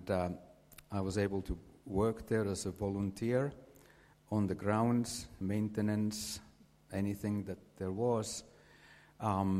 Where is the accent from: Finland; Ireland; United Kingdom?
Finland; English is a second language; moved away as an adult; I grew up in Finland, had a normal childhood, normal teenage years